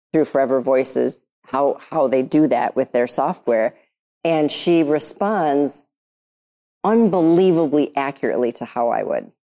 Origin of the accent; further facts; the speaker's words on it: Detroit, Michigan, United States; I'm from Detroit.